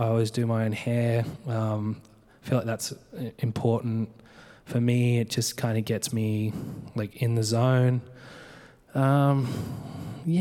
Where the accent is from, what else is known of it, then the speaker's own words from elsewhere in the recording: Adelaide, South Australia, Australia; moved away as an adult; also born or lived in Mount Gambier / Melbourne; now in San Francisco, United States; I grew up in Australia. I grew up on like my grandparents' farm, basically.